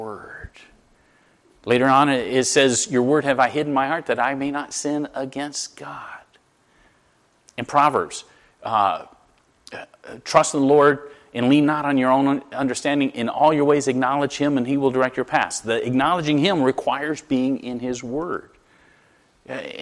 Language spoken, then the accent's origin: English; Florida, United States; now in Connecticut, United States; I'm from Florida.